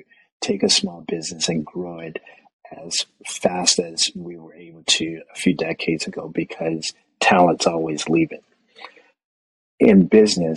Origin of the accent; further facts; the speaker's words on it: United States; now in Canada; growing up in the States